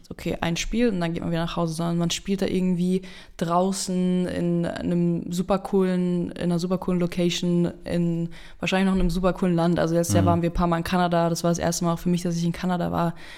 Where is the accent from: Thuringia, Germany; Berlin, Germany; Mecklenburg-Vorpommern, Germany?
Berlin, Germany; also born or lived in Marburg; now in Keltern, Germany; seitdem ich aus Berlin weggegangen bin, die ich mal wieder in meiner Heimatstadt gespielt habe